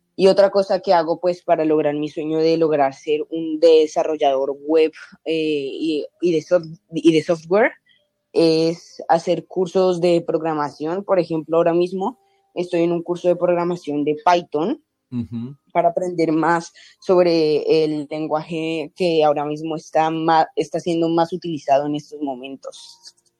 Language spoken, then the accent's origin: Spanish; Cali, Valle del Cauca, Colombia; now in Canada; Yo soy de Cali, Colombia